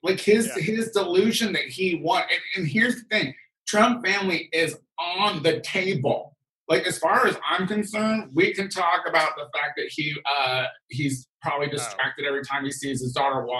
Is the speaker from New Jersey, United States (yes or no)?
no; Central Illinois, United States; moved away; I'm from Illinois, Central Illinois